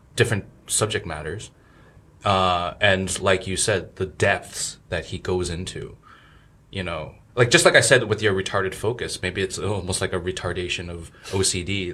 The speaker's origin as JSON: {"language": "English", "region": "New Jersey", "country": "United States", "tie": "born or raised there", "also_born_or_lived": "New York, United States", "moved": "as an adult", "lives_now": "China", "said": "I grew up in Jersey and New York"}